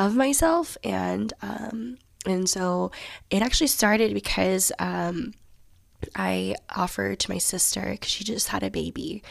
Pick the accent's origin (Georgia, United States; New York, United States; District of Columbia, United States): Georgia, United States; Johns Creek; also born or lived in Alpharetta, Georgia; I grew up in Johns Creek, Georgia